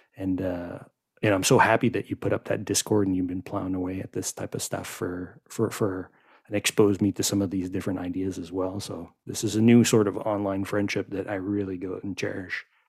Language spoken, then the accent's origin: English; Quebec, Canada; also born or lived in Montreal; that's the French in me because I grew up in Quebec